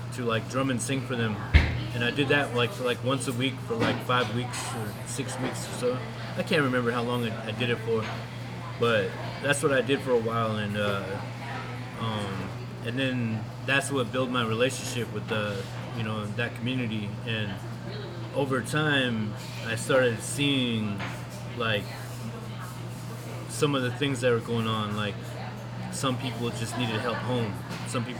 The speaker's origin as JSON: {"language": "English", "town": "Copper Center", "region": "Alaska", "country": "United States", "tie": "born or raised there", "moved": "yes", "lives_now": "Anchorage, United States", "said": "I grew up in Copper Center, but I've been paying rent in Anchorage for a while now."}